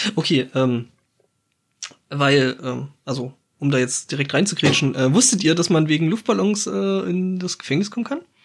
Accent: Germany; bei uns in Deutschland

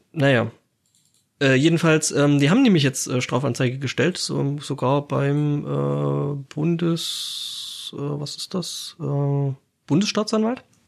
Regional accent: Germany; bei uns in Deutschland

